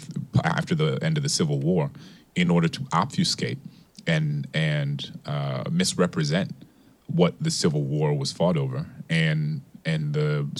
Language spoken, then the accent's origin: English; New Orleans, Louisiana, United States; I grew up in a majority black city in which there were more homages to enslavers than there were to enslaved people.